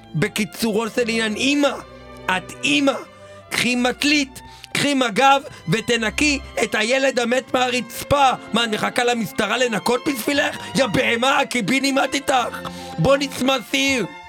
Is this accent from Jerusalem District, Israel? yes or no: yes; Jerusalem, Jerusalem District, Israel